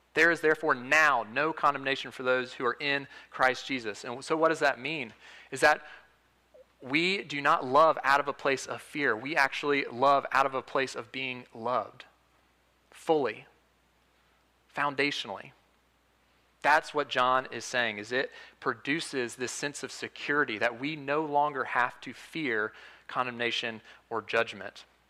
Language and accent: English; Huntsville, Alabama, United States; I'm from Huntsville, Alabama